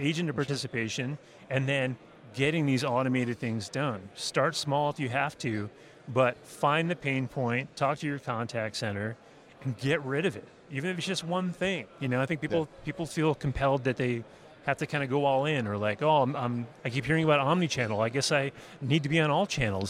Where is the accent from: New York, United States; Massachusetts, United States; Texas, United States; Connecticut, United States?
Massachusetts, United States; I grew up in Massachusetts